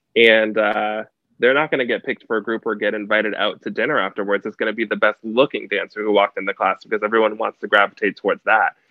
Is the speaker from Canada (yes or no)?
yes; Canada; also born or lived in United States; I grew up in Canada. I grew up in a small town on the border of the States. So I grew up like partially in Canada, partially in the States